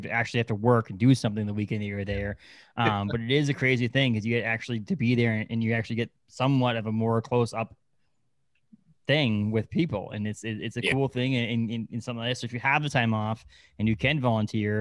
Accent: Bangor, Maine, United States; also born or lived in Kittery, Maine; the town that I spent 10 years of my life in Kittery, but most of my life has been in Bangor

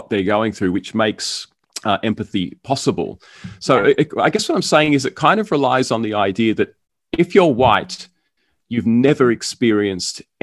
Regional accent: Australia; the suburb that I grew up in here in Australia

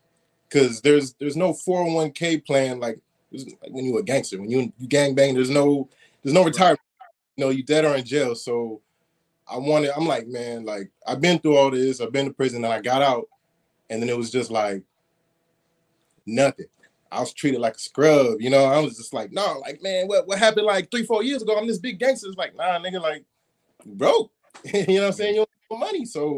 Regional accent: Florida, United States; also born or lived in California; Now, the weather is similar, but I mainly grew up in, like, Florida, but I spent a lot of time going b

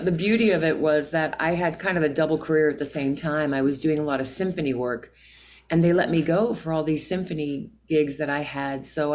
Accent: Pennsylvania, United States; moved away as an adult; also born or lived in New York; I was from Pennsylvania, a small town

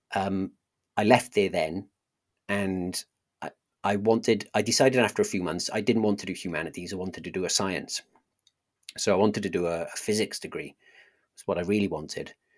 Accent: South Wales, United Kingdom; accent: Welsh; I grew up in a, a slightly larger town in South Wales

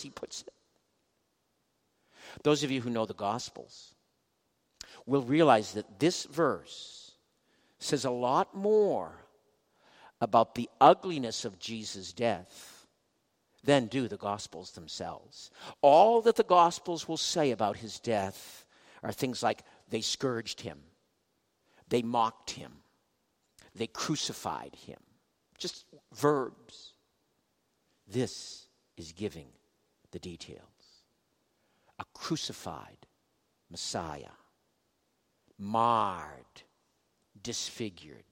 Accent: Boston, Massachusetts, United States; I'm from Boston

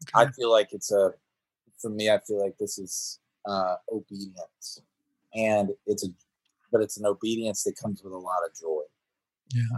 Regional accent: Woodstock, Georgia, United States; moved away as an adult; now in Seattle, United States; I was born and raised in Woodstock, Georgia.

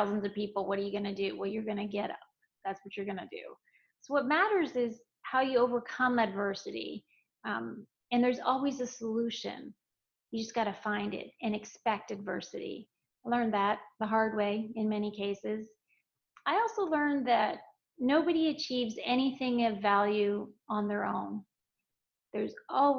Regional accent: Canada; I trained in figure skating in Canada, my home country, during my childhood and through teenage years

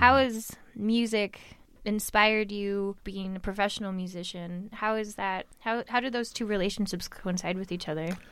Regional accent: Tucson, Arizona, United States; I was born and raised in Tucson, Arizona

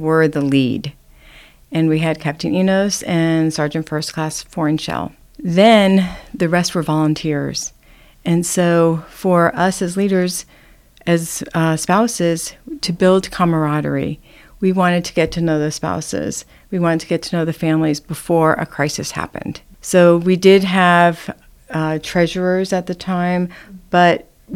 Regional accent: New Jersey, United States; also born or lived in Manhattan, New York; I grew up in New Jersey. I was born in Manhattan and went to school in New Jersey

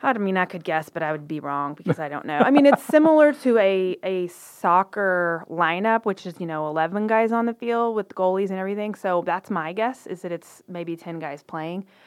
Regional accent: Waco, Texas, United States; we're both from Waco

